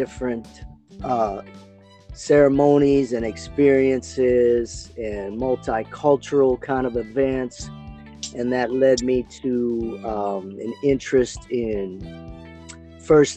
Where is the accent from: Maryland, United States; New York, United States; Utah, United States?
Maryland, United States; Baltimore; moved away as an adult; also born or lived in California; now in San Diego, United States; I grew up in Maryland, in Baltimore. In 1990, I came out to California